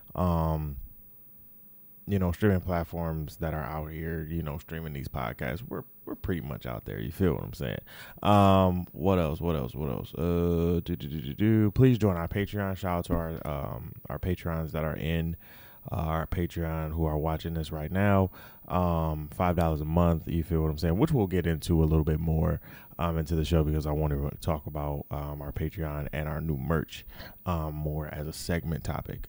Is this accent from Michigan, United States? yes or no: yes; Detroit, Michigan, United States; also born or lived in Florida; I was raised in Detroit.